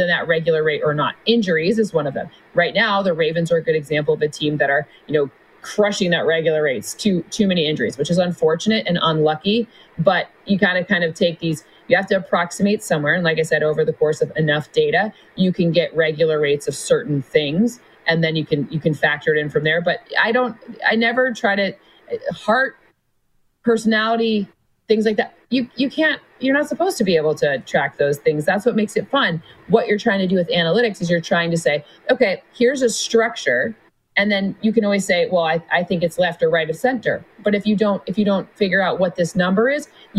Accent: Michigan, United States; when I was a little girl growing up in Michigan

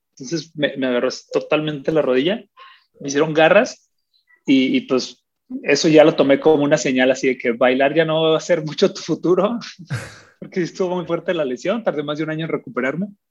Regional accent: Agua Prieta, Sonora, Mexico; yo crecí en Agua Prieta, Sonora

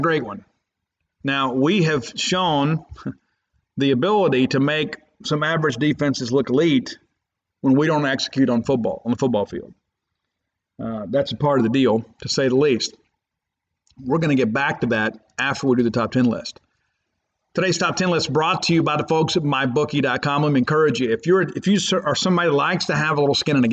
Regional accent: Columbia, Mississippi, United States; moved away; I was in my hometown of Columbia, Mississippi on Tuesday

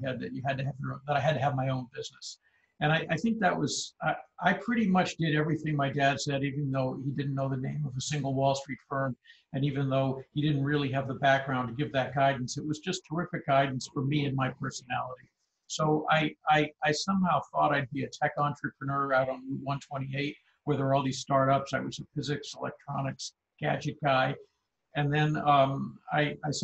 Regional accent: Wayland, Massachusetts, United States; also born or lived in Natick, Massachusetts; so I grew up outside of Boston

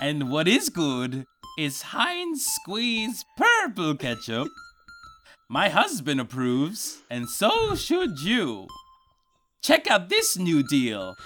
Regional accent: Colombia; moved away; when I was a child, I, I grew up in Colombia

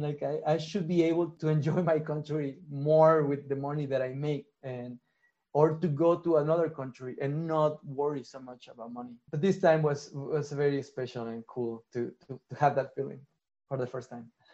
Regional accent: Mexico; I'm from Mexico

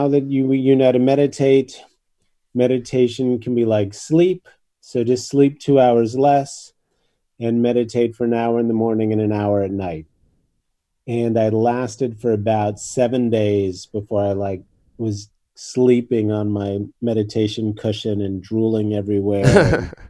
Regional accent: New York, United States; moved away; also born or lived in Japan; I grew up in New York in the 60s

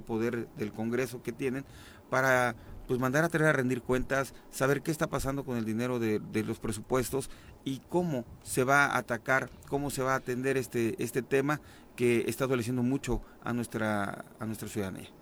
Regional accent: Huitzilac, Morelos, Mexico; la misma gente de Huitzilac

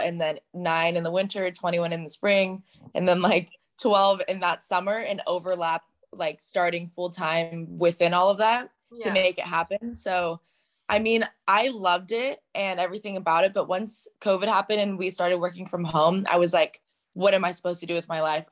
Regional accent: Southern Orange County, California, United States; I'm from Southern Orange County, California

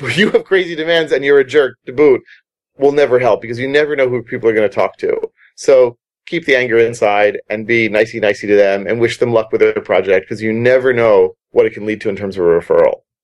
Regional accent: United States; moved away; I'm American.

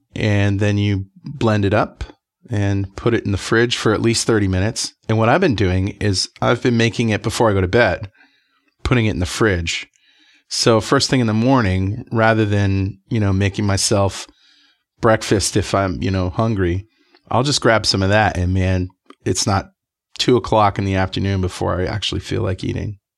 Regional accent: United States; from the United States

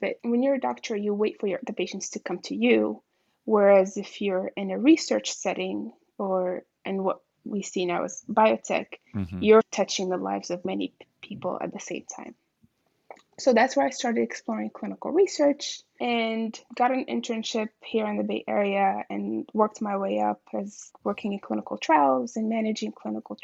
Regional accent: Marrakesh, Marrakesh-Safi, Morocco; I was born and raised in Marrakesh, Morocco, a city that I hold near and dear to my heart

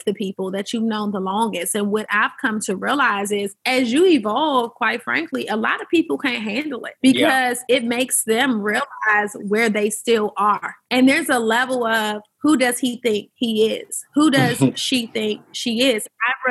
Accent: Washington, District of Columbia, United States; I'm from Washington, D.C. I'm the around the way girl, and I just love to talk to people who have grown up in my city

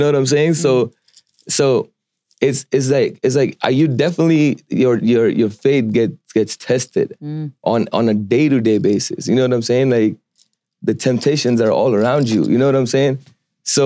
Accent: India; moved away; I'm from India, originally from India

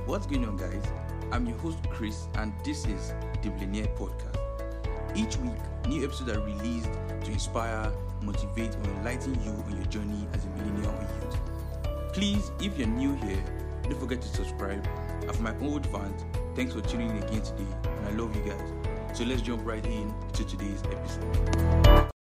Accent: Nigeria; this part of the world where I'm from Nigeria here. I'm most times in Nigeria here

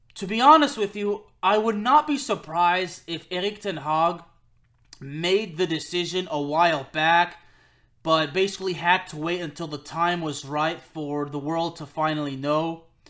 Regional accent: Lyon, Auvergne-Rhône-Alpes, France; he and I are from the same city, we're both from Lyon

